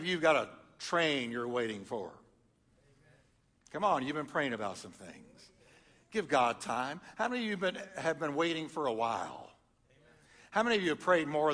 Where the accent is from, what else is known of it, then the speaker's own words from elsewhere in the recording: Texas, United States; also born or lived in upstate New York; I was born in New York. Don't hold it against me. I was raised in Texas. I'm good. I say y'all instead of use guys.